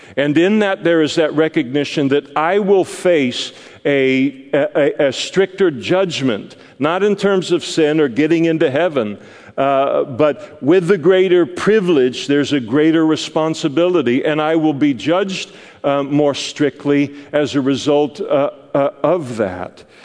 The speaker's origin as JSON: {"language": "English", "country": "United States", "said": "as an American Christian"}